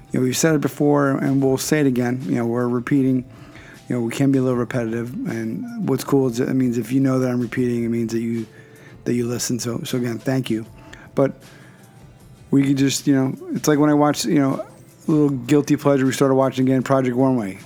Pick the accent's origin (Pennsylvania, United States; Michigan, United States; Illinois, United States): Pennsylvania, United States; Philadelphia; I'm from Philadelphia, born and raised in Pen, so that's Pennsylvania